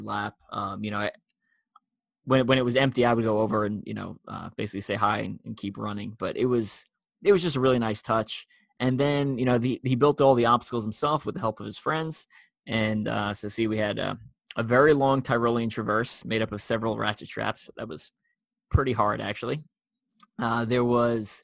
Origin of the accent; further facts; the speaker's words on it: New York, United States; I'm from New York